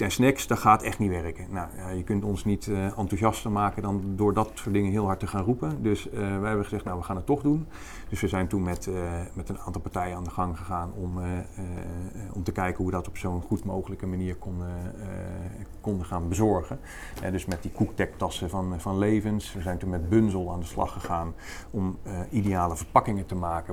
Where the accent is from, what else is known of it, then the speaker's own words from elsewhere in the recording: North Brabant, Netherlands; ik kom uit Brabant